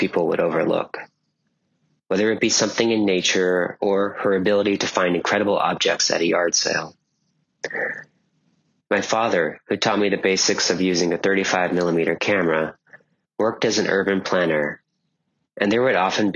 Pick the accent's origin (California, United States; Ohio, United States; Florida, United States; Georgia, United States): California, United States; also born or lived in Manhattan, New York / Jackson Heights, Queens, New York; now in Queens, New York, United States; my hometown in California